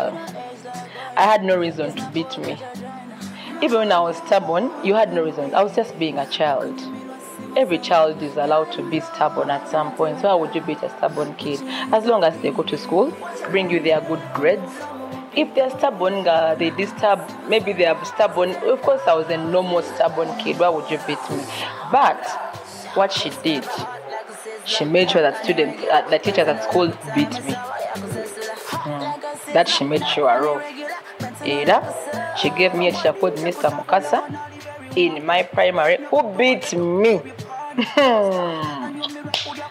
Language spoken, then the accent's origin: English; Kampala, Central Region, Uganda; I grew up in Kawempe Maganjo, there deep down in a village called Chijapani. That's where I grew up with my mother.